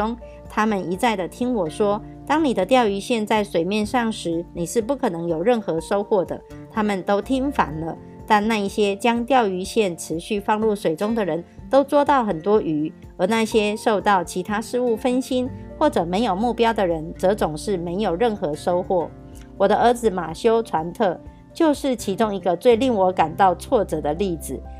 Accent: Miaoli County, Taiwan; ，今天要为大家导读的主题是

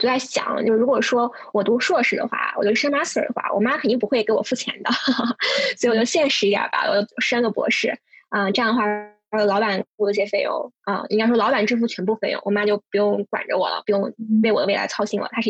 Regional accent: Urumqi, Xinjiang, China; now in New York, United States; 对我来自乌鲁木齐，确实乌鲁木齐和西宁差的有点距离，但是都可以归归类为不包邮区，所以嗯，这个还算是相近吧。唯一的共同点不包邮区，大西北。

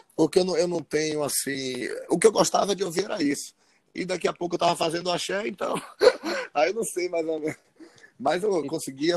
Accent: Feira de Santana, Bahia, Brazil; Sou de Feira de Santana

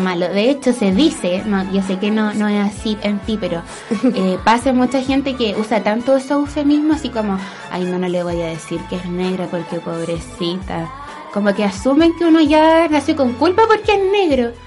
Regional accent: Chile; yo soy negra y nací en Chile

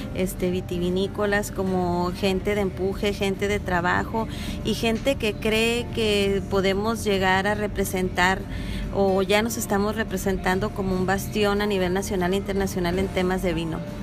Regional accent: Ensenada, Baja California, Mexico; esta fiesta que empezamos a vivir los ensenadenses

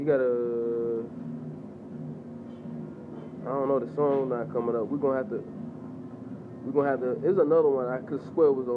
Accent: North Carolina, United States; I'm from North Carolina

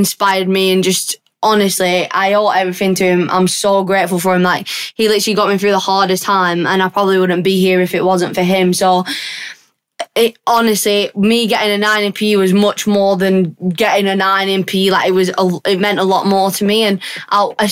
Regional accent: United Kingdom; accent: northern; my northern accent

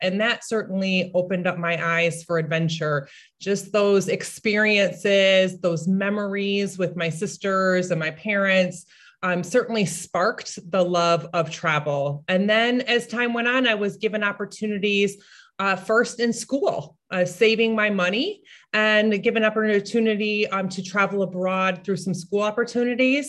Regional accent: United States; I come from the United States

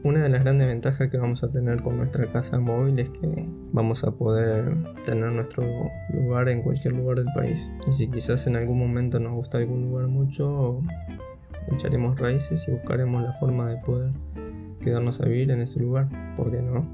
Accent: General Pico, La Pampa, Argentina; moved away as an adult; now in Buenos Aires, Argentina; Yo nací en General Pico, La Pampa, es una ciudad pequeña en la provincia que limita al este

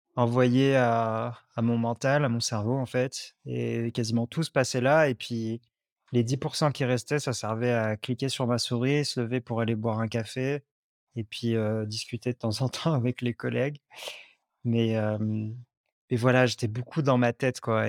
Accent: Lyon, Auvergne-Rhône-Alpes, France; moved away as an adult; also born or lived in Lot; j'habitais longtemps à Lyon, j'ai grandi à Lyon

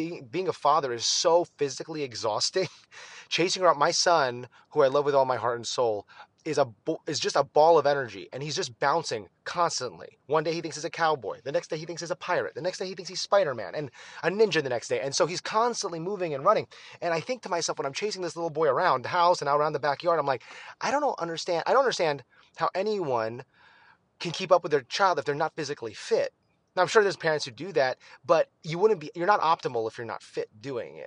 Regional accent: Philippines; as a Filipino

